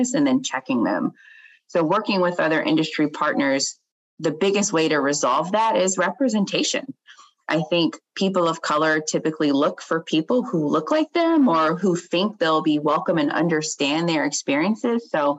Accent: Chesapeake, Virginia, United States; I am from Chesapeake, and Chesapeake has a large Black population, and I grew up in a neighborhood where most of us own

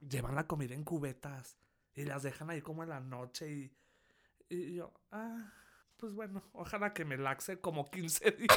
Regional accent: Durango, Mexico; moved away as an adult; now in Mexico City, Mexico; Yo llevo siete años aquí en la Ciudad de México. Bueno, pero si no lo saben, soy de Durango

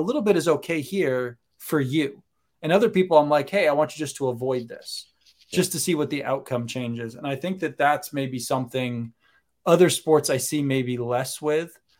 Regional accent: Maine, United States; moved away as an adult; also born or lived in Connecticut; now in Florida, United States; I grew up in Maine, college in Connecticut, came down here for grad school, home for a couple years, realized that Florida is the most wonderful place in the world

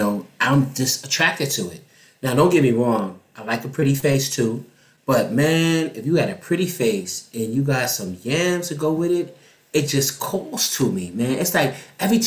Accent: New York City, New York, United States; Growing up in Harlem

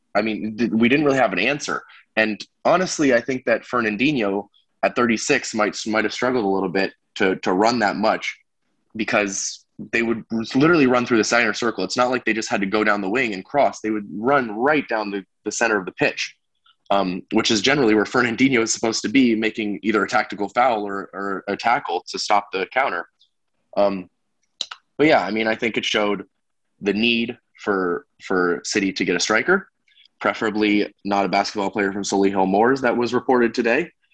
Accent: United States; as an American

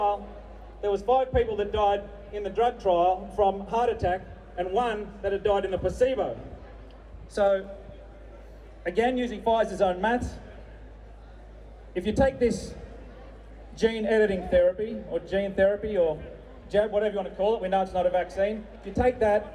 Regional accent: the Pilbara, Western Australia, Australia; I'm from the Pilbara

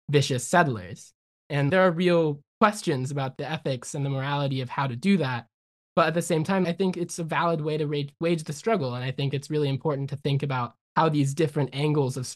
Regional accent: United States; as like American Jews

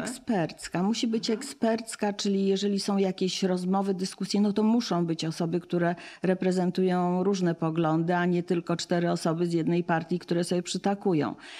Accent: United States; now in Poland; wychowywałam się w, w Stanach

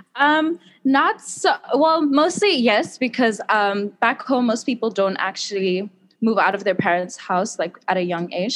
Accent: South Africa; moved away as an adult; now in Taiwan; I'm from South Africa

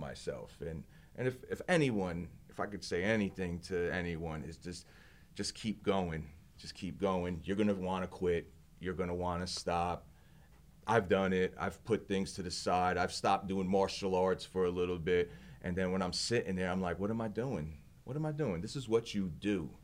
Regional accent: Belleville, New Jersey, United States; also born or lived in Hoboken, New Jersey; I'm from Belleville, New Jersey. Originally born in Hoboken, New Jersey

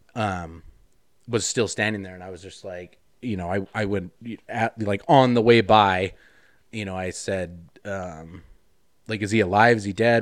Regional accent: Wyoming, United States; I grew up in Wyoming, so Like, we had guns, I had guns as a kid

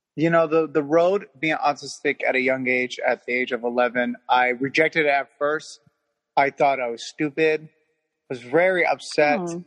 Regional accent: Hawthorne, California, United States; I'm from Hawthorne, California

